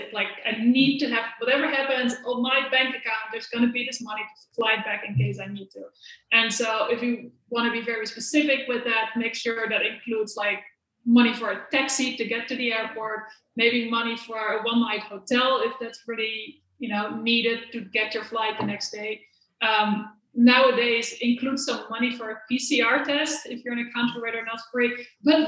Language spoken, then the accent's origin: English; The Hague, South Holland, Netherlands; moved away as an adult; also born or lived in Maastricht, Netherlands; now in Spain; I'm originally from The Hague.